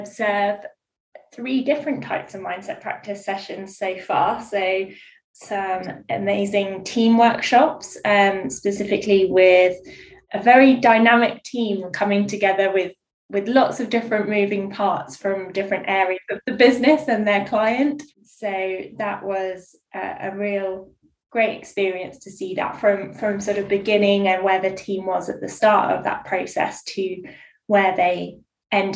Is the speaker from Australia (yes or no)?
no; Bournemouth, South West England, United Kingdom; also born or lived in Guildford; now in Hampshire, United Kingdom; I'm originally from Bournemouth